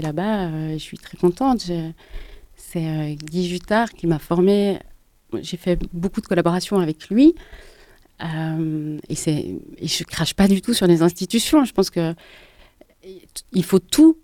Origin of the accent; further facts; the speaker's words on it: Geneva, Switzerland; j'ai grandi à Genève dans les années 80